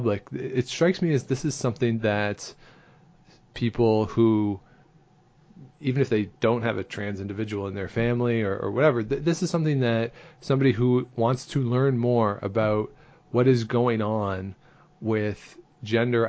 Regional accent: Southern Ontario, Canada; I grew up in Southern Ontario

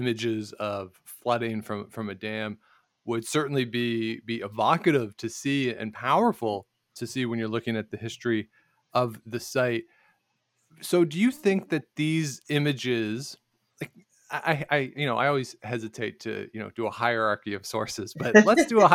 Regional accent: central Canada, Canada; somebody like me from Central Canada

